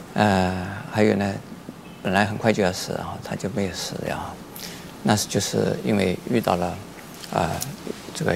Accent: China; 在我们中国人，呃，相信，呃，其实除了我们中国人以外，其他的也会相信的啊

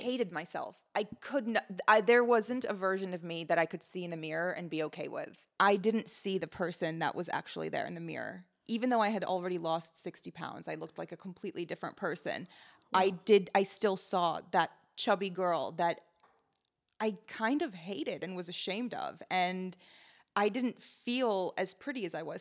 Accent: United States; also born or lived in Lebanon; I moved to America in 2001 from Lebanon and I grew up as one of the very few brown people in Montgomery County

